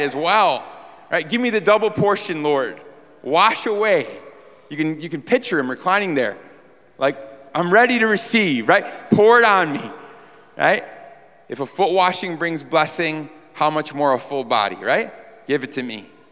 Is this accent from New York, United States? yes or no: yes; New York, United States; moved away; we're from New York.